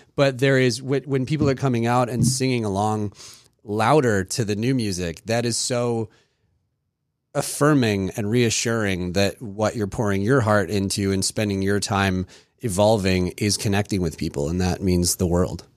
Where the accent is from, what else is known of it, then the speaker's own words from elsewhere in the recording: Maryland, United States; also born or lived in England; we moved to Maryland. We came straight to Maryland, and, um, it was for my dad's job